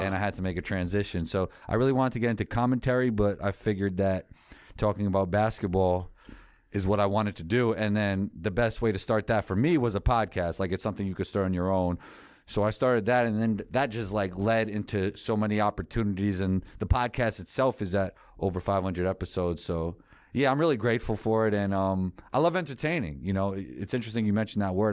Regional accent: New York City, New York, United States; I grew up in New York City

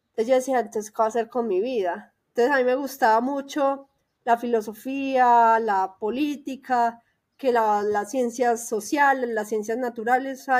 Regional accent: Medellín, Antioquia, Colombia; moved away as an adult; now in Mexico City, Mexico; ella también es de Medellín y ella vivía en un barrio que es vecino de mi barrio.

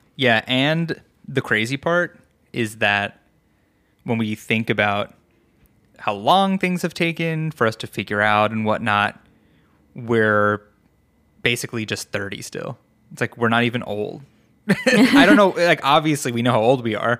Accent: New York, United States; also born or lived in Colorado; now in Vancouver, Washington, United States; growing up in New York

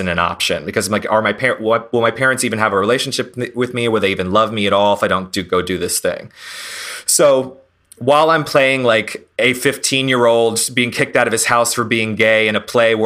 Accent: North Carolina, United States; moved away as an adult; also born or lived in Los Angeles; now in West Hollywood, United States; I grew up mostly in North Carolina

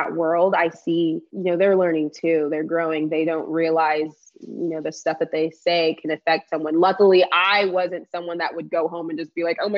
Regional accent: Texas, United States; accent: country

